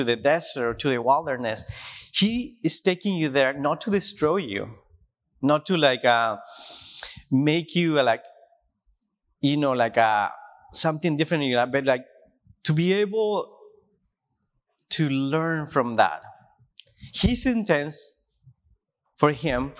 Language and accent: English; Tijuana, Baja California, Mexico; English is a second language; moved away as an adult; now in Washington, United States; I grew up in Tijuana, and it's a desert place